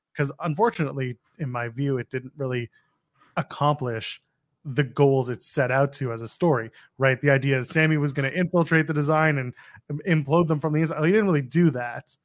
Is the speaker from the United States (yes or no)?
no; Ottawa, Ontario, Canada; moved away; Ottawa, Canada, which is my hometown